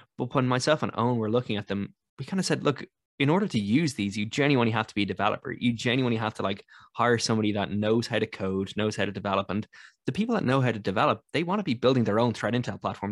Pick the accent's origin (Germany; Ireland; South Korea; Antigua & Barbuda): Ireland; as an Irish person